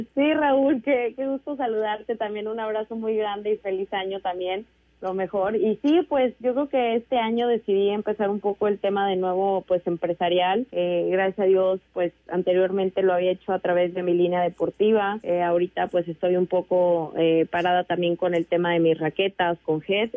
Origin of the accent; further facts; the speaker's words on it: San Luis Potosí, Mexico; en San Luis Potosí de donde yo soy originaria